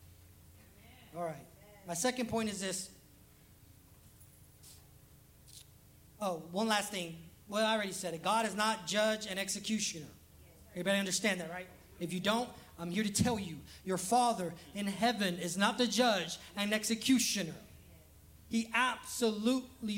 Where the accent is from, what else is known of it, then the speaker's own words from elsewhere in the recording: Los Angeles, California, United States; now in Alabama, United States; I'm also from Los Angeles